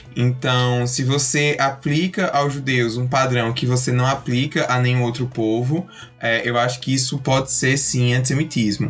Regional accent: Campina Grande, Paraíba, Brazil; eu sou de Campina Grande, Paraíba

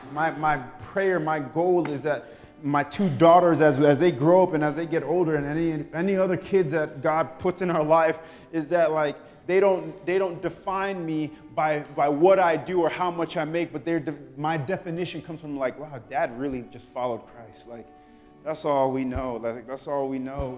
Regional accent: New York, United States; I'm from New York

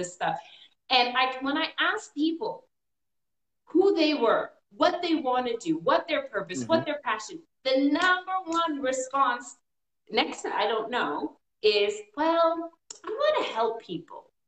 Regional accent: Canada; now in United States; I was born in Canada. My parents are from Trinidad.

